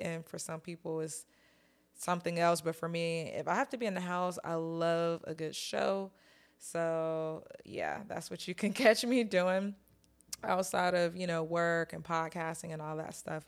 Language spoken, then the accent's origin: English; North Carolina, United States; moved away; I'm from North Carolina, but I don't live there anymore